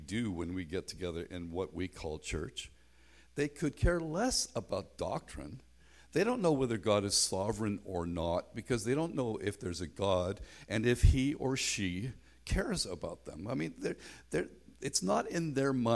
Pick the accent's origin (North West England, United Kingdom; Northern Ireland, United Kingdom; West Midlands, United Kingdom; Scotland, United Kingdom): Northern Ireland, United Kingdom; Belfast; moved away; also born or lived in North America; I grew up in Belfast in a very tight gospel hall context